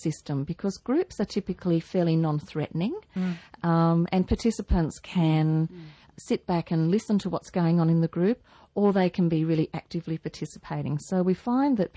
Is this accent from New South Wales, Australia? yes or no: yes; Newcastle, New South Wales, Australia; I'm a Newcastle girl. I grew up in Newcastle, married a Newcastle boy, moved away for a while.